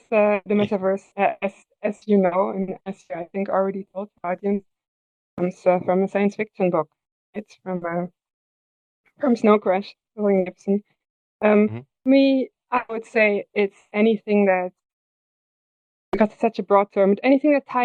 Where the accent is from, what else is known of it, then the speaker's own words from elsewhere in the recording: Germany; now in Netherlands; I live in the Netherlands. I'm from Germany.